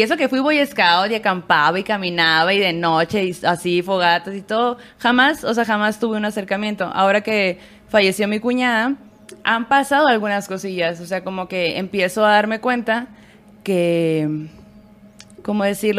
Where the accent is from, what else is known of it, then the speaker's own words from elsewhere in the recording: Hermosillo, Sonora, Mexico; now in Mexico City, Mexico; somos sonorenses, hermosillenses y aquí